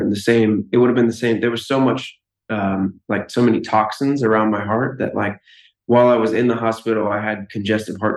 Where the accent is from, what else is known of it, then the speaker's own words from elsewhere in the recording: Lafayette, Louisiana, United States; I'm from Louisiana, and the high school I went to is in Louisiana also